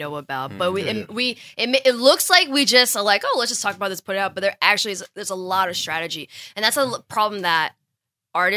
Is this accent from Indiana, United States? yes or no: no; New Jersey, United States; also born or lived in Abington, Pennsylvania / Philadelphia, Pennsylvania; moved to Jersey and have been there till, like, obviously college